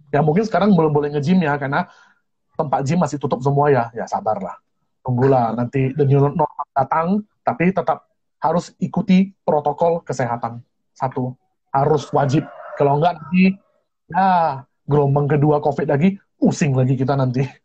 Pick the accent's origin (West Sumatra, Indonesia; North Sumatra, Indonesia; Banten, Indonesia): North Sumatra, Indonesia; Pematang Siantar; Saya ini dari kota Pematang Siantar, lulusan SMA Metodis. Mana tahu ada teman-teman dari sekolah Metodis Pematang Siantar, boleh hello-hello juga ya.